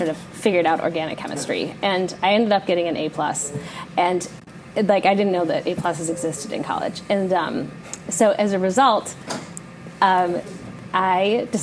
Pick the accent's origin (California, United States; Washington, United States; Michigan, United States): Michigan, United States; Detroit; I grew up in the Detroit area